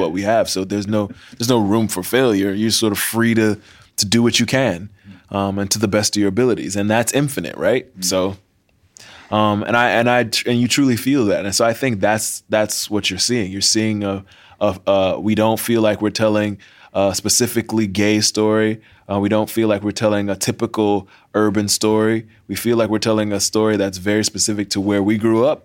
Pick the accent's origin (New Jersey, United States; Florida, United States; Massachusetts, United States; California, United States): Florida, United States; Miami; growing up in Miami